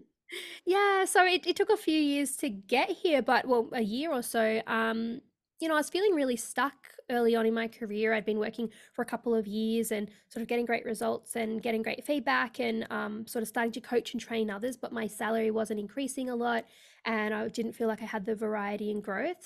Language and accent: English; Australia; also born or lived in India / Sydney, Australia; I am based in Australia, so I live in sunny Sydney in Australia